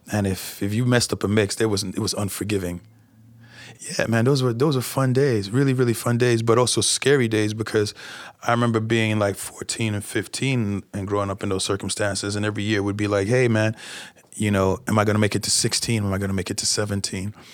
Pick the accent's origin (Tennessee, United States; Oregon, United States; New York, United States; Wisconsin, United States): New York, United States; since I am from New York, but uh, who likes to sit in traffic?